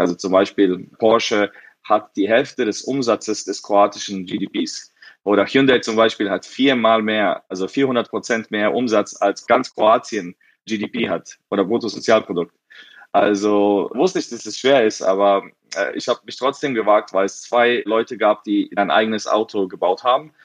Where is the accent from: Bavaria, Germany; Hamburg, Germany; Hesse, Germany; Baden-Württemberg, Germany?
Hesse, Germany; Frankfurt; also born or lived in Bosnia; ich wurde geboren in Bosnien, aber damals war's Jugoslawien und dann ging der Krieg los und dann sind meine Eltern nach Frankfurt ausgewandert, als ich zwei Jahre alt war